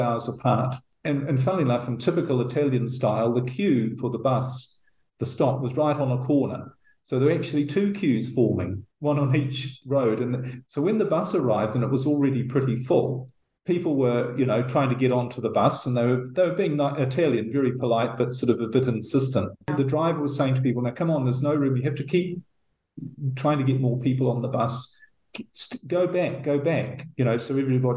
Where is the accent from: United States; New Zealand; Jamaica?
New Zealand; moved away as an adult; New Zealand, which I'm actually heading to in a couple of weeks. That's my home country